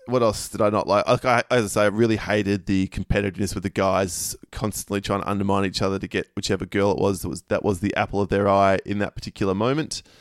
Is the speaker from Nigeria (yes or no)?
no; Australia; the reason I'm Australian is my grandfather was Polish and met my grandmother, who's German, at the end of the war, and no one would accept them over there, so they had to move, immigrate to Australia